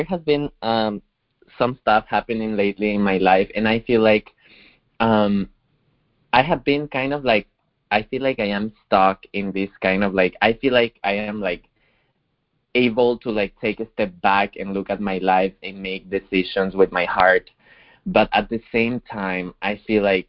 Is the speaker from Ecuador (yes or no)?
yes; Ecuador; I come from Ecuador